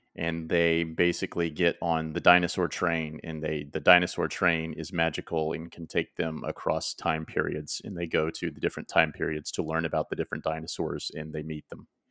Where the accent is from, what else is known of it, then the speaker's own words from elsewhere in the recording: Oklahoma, United States; growing up in Oklahoma